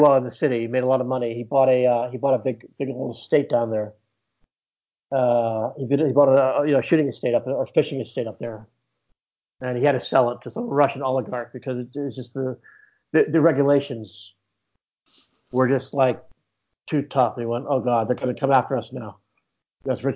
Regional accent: Edinburgh, Scotland, United Kingdom; accent: American; moved away as an adult; also born or lived in Houston, Texas / London; I grew up in Edinburgh mostly.

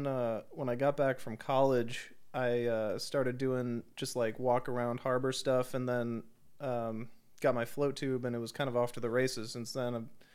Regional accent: Washington, United States; Before that, I was born in Washington. That's where my parents are from.

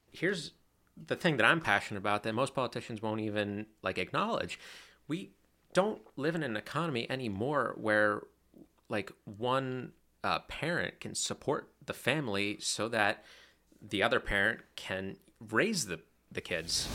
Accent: Slatington, Pennsylvania, United States; born and raised in Slangton

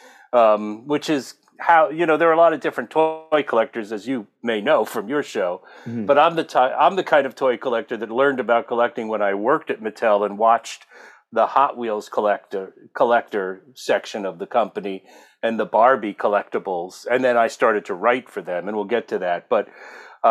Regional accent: New Jersey, United States; moved away as an adult; also born or lived in Brooklyn, New York / Texas; now in California, United States; I grew up on the East Coast, born in Brooklyn, and then formative years in New Jersey

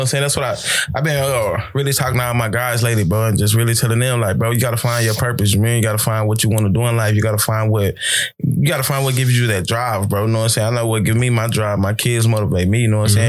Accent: Texas, United States; now in California, United States; I'm from Texas

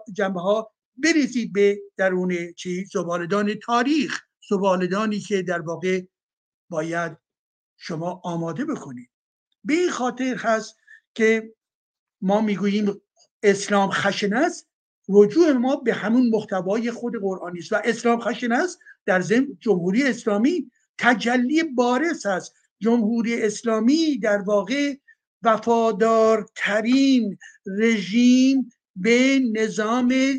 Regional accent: Iran; moved away; مایی که از ایران اومدیم بیرون

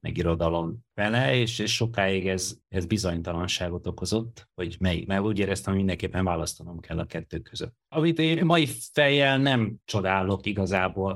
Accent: Hungary; born or raised there

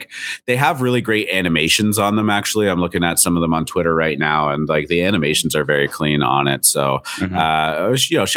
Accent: Canada; I'm Canadian.

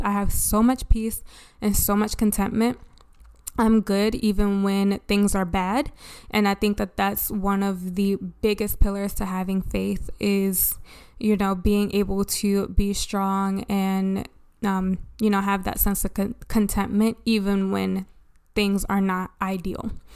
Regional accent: Baltimore, Maryland, United States; I grew up in Baltimore

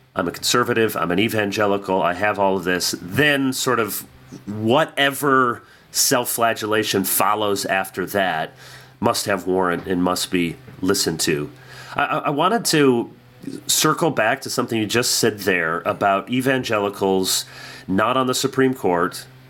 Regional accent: Midwest, United States; growing up in the Midwest

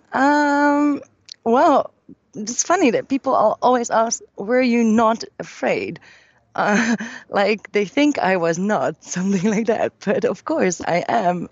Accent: Amsterdam, North Holland, Netherlands; from Amsterdam, from my hometown

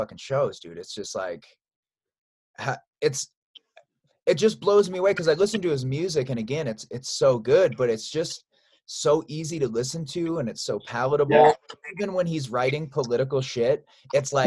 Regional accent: Chicago, Illinois, United States; I'm from Chicago

